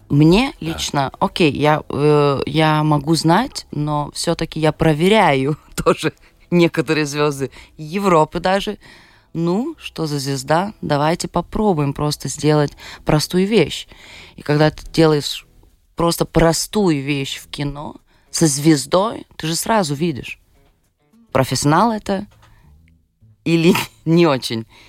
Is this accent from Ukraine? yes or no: no; Šiauliai, Šiauliai County, Lithuania; born or raised there; Russian is a second language; also born or lived in Vilnius